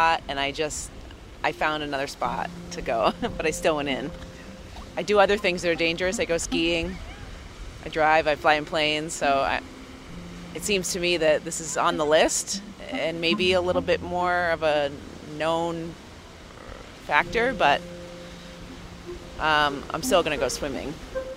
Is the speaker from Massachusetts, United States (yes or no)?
yes; Cape Cod, Massachusetts, United States; now in Vermont, United States; I grew up here, and I currently live in Vermont